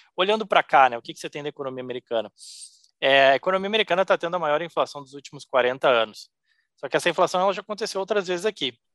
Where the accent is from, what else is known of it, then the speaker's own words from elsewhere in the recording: Cruz Alta, Rio Grande do Sul, Brazil; moved away as an adult; also born or lived in Porto Alegre; now in Miami, United States; Gaúcho, é, gremista, nascido em Porto Alegre, mas me criei na, na campanha em Cruz Alta, onde fiquei a minha infância por lá